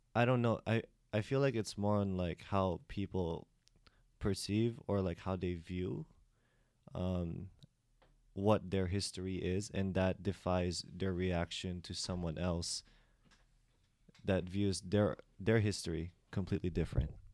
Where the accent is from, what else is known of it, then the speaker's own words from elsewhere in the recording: United States; also born or lived in Philippines; I grew up in the States, therefore my accent is different